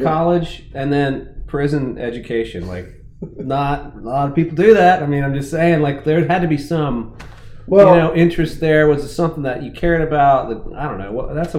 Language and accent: English; Kentucky, United States; I grew up in Kentucky